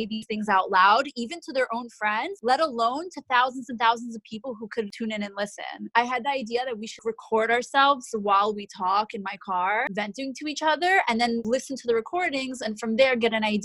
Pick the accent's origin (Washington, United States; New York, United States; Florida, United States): New York, United States; born and raised in New York, a very proud New Yorker.